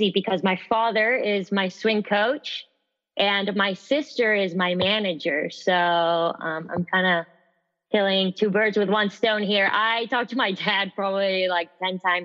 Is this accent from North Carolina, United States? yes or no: no; San Antonio, Texas, United States; I am from San Antonio, Texas